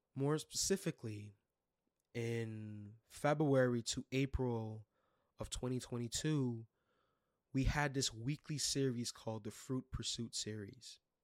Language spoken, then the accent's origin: English; New York City, New York, United States; I was born and raised in Brooklyn, New York.